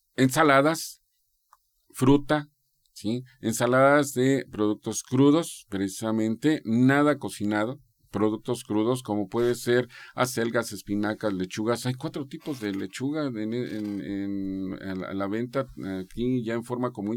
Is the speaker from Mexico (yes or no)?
yes; Mexico; nosotros como mexicanos estamos tan acostumbrados a comer